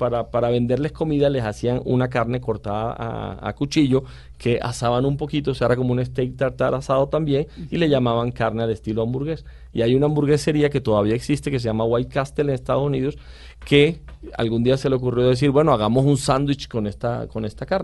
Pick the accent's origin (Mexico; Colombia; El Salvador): Colombia; Caribbean Region; el que más me gusta es el pastel costeño el de nosotros, el de mi tierra, que es con arroz